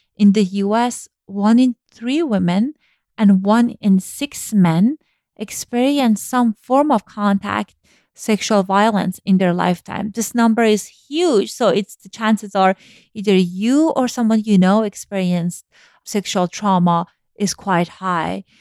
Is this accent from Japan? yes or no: no; Iran; moved away; Growing up in Iran